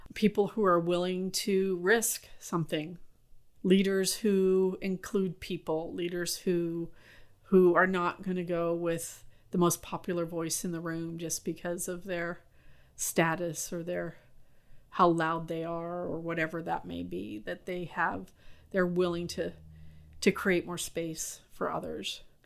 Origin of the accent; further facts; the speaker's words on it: San Francisco, California, United States; I grew up in North Beach in San Francisco, and we had a Basque restaurant on Broadway